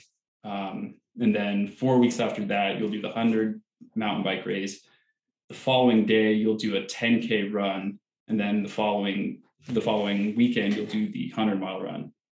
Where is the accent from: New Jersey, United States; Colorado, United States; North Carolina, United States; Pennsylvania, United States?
Colorado, United States; also born or lived in Texas; I'm originally from Colorado, grew up here, went to the Colorado School of Mines for college, moved to Texas for a while for work, came back for grad school, and been here the majority of the time.